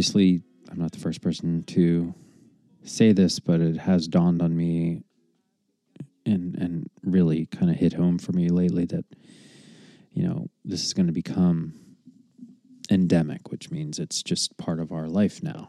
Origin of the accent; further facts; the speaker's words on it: United States; as an American, a stupid, ignorant American